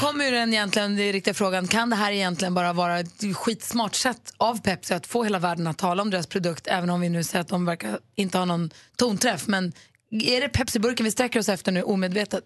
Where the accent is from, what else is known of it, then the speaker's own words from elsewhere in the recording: Lund, Skåne, Sweden; Född och uppvuxen i Lund.